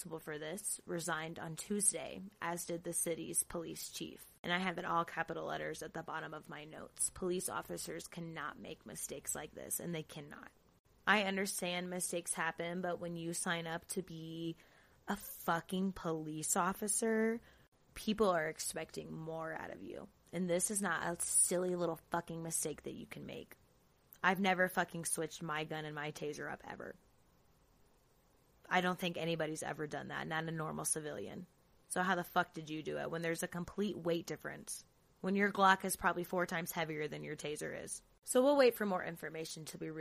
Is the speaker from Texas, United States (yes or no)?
no; Florida, United States; Jacksonville, fucking Florida. Shout out to my home state.